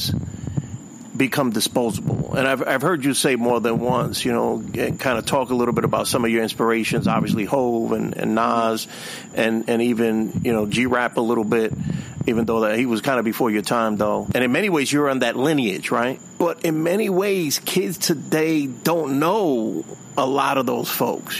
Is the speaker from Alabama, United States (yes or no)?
no; New York City, New York, United States; I'm from, you know, the inner city. I'm from the Bronx